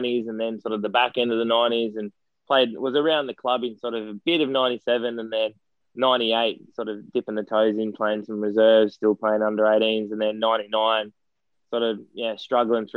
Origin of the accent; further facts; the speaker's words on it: Sydney, New South Wales, Australia; I grew up in Cronulla